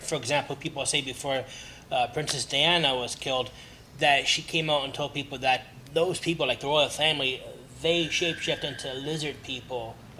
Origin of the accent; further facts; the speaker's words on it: Canada; But as a Canadian living in Canada